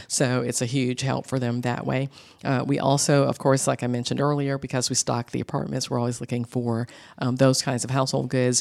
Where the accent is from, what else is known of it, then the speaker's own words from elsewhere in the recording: Atlanta, Georgia, United States; I grew up in Atlanta, born and bred, and I'm a Grady baby